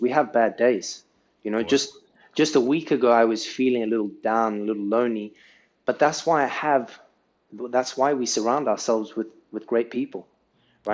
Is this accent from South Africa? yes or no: yes; South Africa; now in Saudi Arabia; where I grew up in South Africa